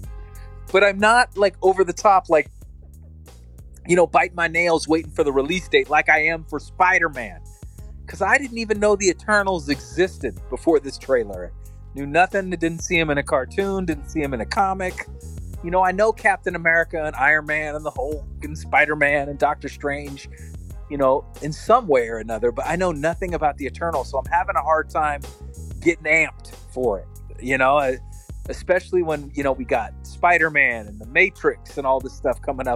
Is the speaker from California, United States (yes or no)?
yes; Northern California, United States; having family that comes from Southern California and then transplanted to the Bay Area and growing up in Northern California